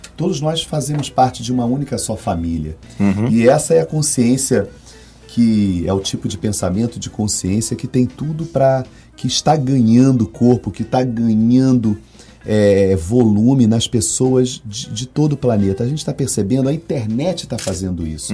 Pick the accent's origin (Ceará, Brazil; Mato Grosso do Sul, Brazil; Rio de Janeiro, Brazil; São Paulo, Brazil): Rio de Janeiro, Brazil; now in Salvador, Brazil; eu sou carioca